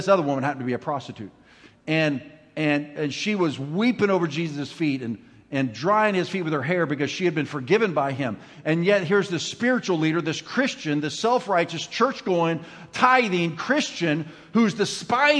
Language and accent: English; Ramona, California, United States; I'm from Ramona